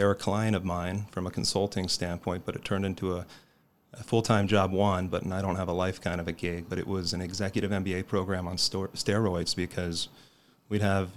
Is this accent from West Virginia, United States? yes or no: no; Colorado, United States; born and raised in Colorado